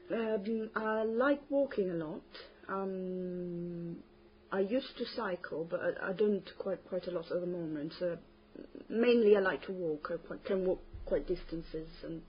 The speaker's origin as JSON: {"language": "English", "town": "Terni", "region": "Umbria", "country": "Italy", "second_language": "English", "said": "I'm from Terni, Italy."}